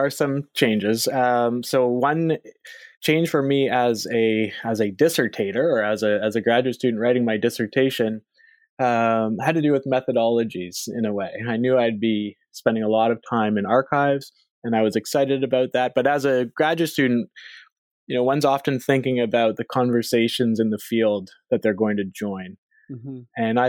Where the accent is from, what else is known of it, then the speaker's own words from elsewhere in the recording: Canada; So I am a Canadian by birth and by background.